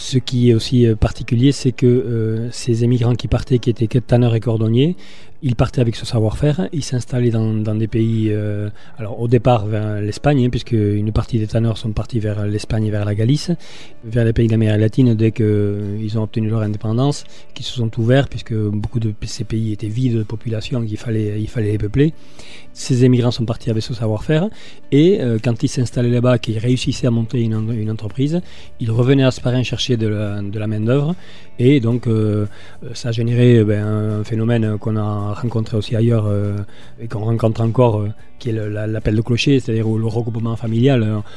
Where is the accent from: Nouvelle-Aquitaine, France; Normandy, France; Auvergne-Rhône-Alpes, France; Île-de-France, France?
Nouvelle-Aquitaine, France; Hasparren; moved away as an adult; je suis asparin mais j'habite ailleurs